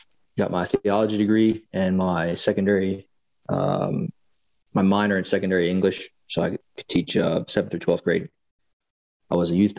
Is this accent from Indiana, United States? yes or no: no; Middletown, Delaware, United States; moved away as an adult; also born or lived in Eastern Shore, Maryland; now in Maryland, United States; originally I grew up in Middletown, Delaware, which is probably 30 minutes up the road from where I live in Maryland now.